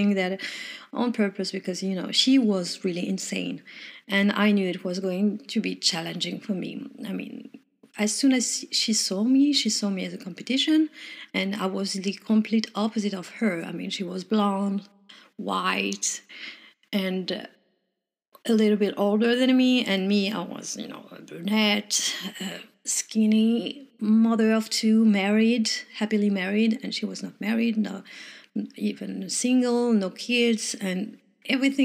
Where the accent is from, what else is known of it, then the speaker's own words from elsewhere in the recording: Morocco; English is a second language; moved away; also born or lived in France; I'm originally from Morocco, but I'm French